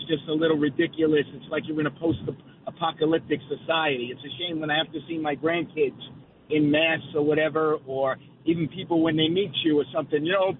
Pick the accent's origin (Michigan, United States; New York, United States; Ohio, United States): New York, United States; New York City; You have another Brooklynite.